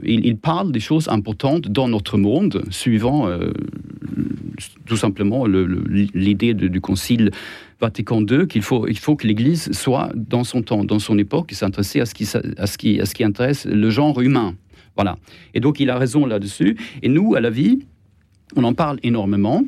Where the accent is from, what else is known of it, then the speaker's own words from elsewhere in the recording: Sweden; accent: Swedish; French is a second language; moved away; j'ai un accent étrange, c'est parce que je suis suédois